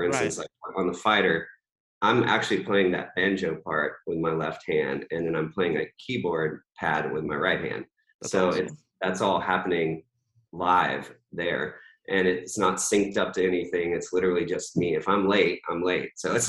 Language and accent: English; North Carolina, United States; also born or lived in Virginia; I didn't grow up, you know, I grew up in North Carolina and Virginia, but like I never was like a hardcore country fan